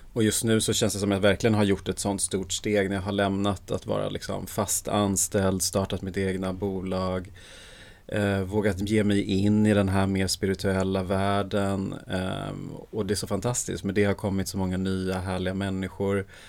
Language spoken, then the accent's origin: Swedish; Sweden; Jag är född i Sverige